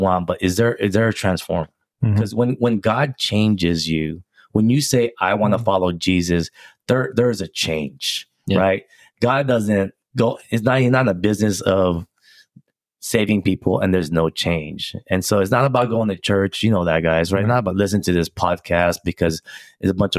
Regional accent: Philippines; also born or lived in Rocklin, California; now in United States; Did a mission trip in the Philippines, you know, my hometown.

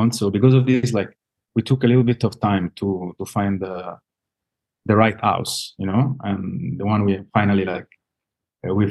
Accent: Italy; moved away as an adult; also born or lived in Dubai; now in Kuwait; from Italy

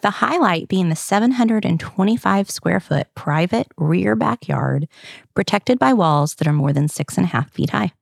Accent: the South, United States; accent: southern; my French with my southern accent.

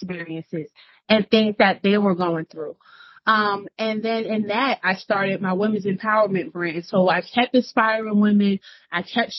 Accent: Newark, New Jersey, United States; I'm from Newark, New Jersey

